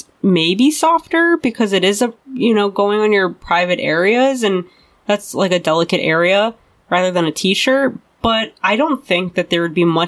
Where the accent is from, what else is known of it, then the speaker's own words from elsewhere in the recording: Chicago, Illinois, United States; that's my hometown